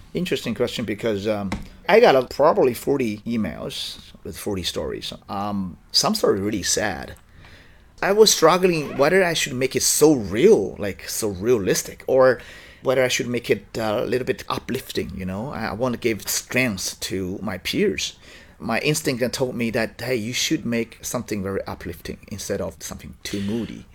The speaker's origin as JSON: {"language": "English", "area": "Dongbei", "region": "Liaoning", "country": "China", "tie": "born or raised there", "second_language": "English", "moved": "yes"}